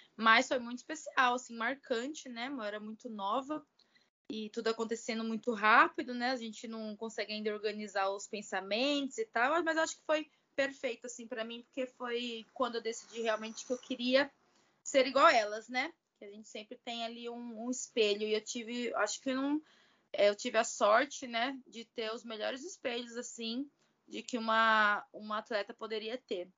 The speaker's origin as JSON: {"language": "Portuguese", "town": "Barueri", "region": "São Paulo", "country": "Brazil", "tie": "born or raised there", "also_born_or_lived": "Poland / Italy", "moved": "as an adult", "said": "eu nasci em São Paulo, capital, mas quando eu fiz 10 anos de idade, é, a gente mudou aqui para Barueri"}